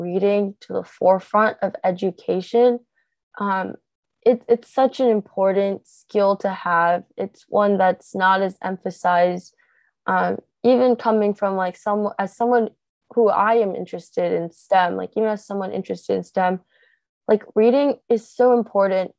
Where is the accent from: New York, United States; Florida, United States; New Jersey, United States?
New Jersey, United States; in my home state, New Jersey